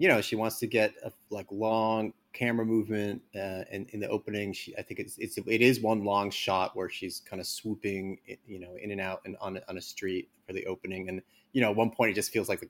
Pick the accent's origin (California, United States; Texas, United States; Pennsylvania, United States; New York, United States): New York, United States; growing up in New York and going to the Angelica